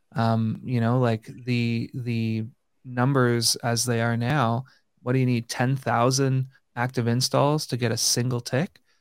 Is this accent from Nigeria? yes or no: no; Canada; being a Canadian